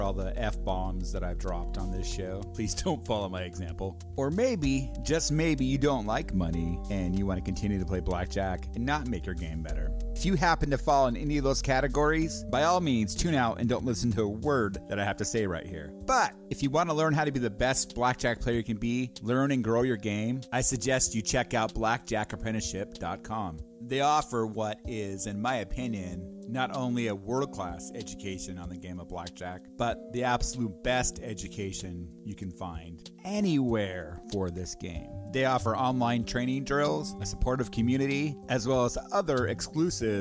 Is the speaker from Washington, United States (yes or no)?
yes; Washington, United States